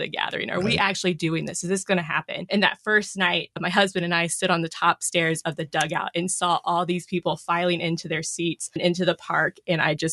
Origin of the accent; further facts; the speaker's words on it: Houston, Texas, United States; being in my hometown